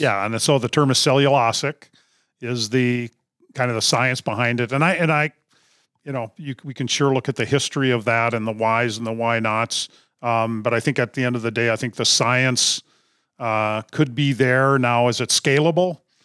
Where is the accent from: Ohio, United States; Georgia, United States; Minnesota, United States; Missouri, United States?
Minnesota, United States; Duluth; I'm originally from Duluth, Minnesota, grew up grouse hunting